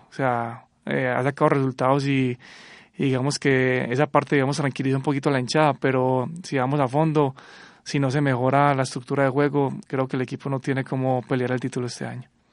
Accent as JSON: {"language": "Spanish", "region": "Antioquia", "country": "Colombia", "said": "uno como antioqueño"}